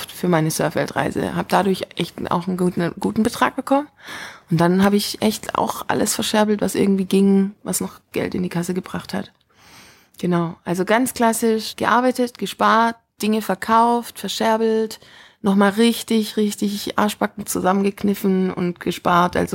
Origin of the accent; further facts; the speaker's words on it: Stuttgart, Baden-Württemberg, Germany; Genau, das ist so mein erstes Mal Frankreich, verrückterweise, als Deutsche aus Stuttgart.